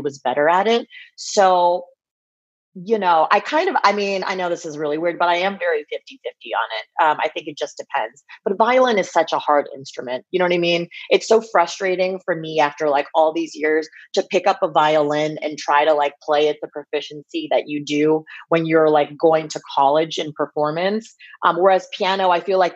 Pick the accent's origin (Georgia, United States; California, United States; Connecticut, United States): California, United States; Bay Area; growing up in the Bay Area